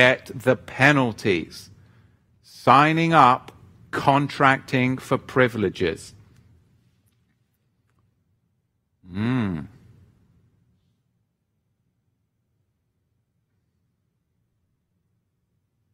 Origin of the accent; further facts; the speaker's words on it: England, United Kingdom; accent: English; my English accent